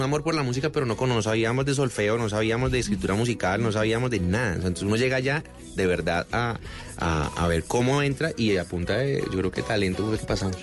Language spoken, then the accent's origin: Spanish; Cartago, Valle del Cauca, Colombia; also born or lived in Cali; Yo soy de Cartago, Pero, pero bueno, pasé mi infancia en, Cartago y hice todo mi bachillerato en Cali